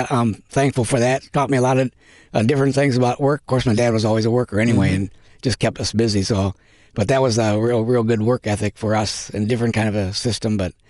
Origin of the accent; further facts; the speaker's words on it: Minneapolis, Minnesota, United States; moved away as an adult; now in Japan; we are missionaries in Japan. I grew up in Minneapolis, Minnesota. My parents were Christians, and we went to church all the time.